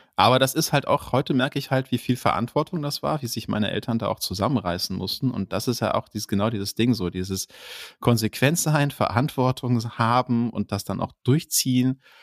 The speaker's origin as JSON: {"language": "German", "town": "Duisburg", "region": "North Rhine-Westphalia", "country": "Germany", "tie": "born or raised there", "said": "ich bin im, im Ruhrgebiet groß geworden, ja, im Ruhrpott"}